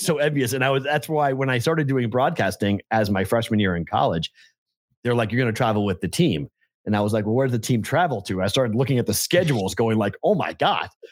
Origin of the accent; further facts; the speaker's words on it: northern Massachusetts, United States; I was from northern Mass